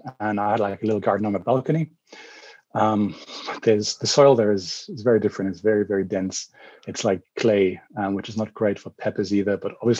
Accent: Germany; English is a second language; So I'm calling in from Germany at the moment. I travel a lot, so I haven't really lived in Germany much more than a year, even though I'm German.

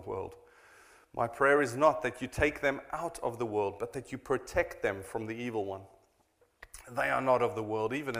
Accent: South Africa; now in Cheltenham, United Kingdom; I am a South African

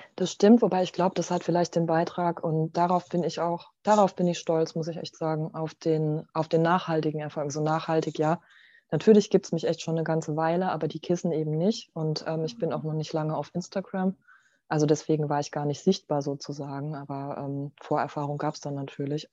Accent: Mannheim, Baden-Württemberg, Germany; now in St. Leon-Rot, Germany; ich komme ja eigentlich aus Mannheim und äh, so, also richtig Stadt, Innenstadt und so, halt äh, mein, die größte Zeit meines Lebens

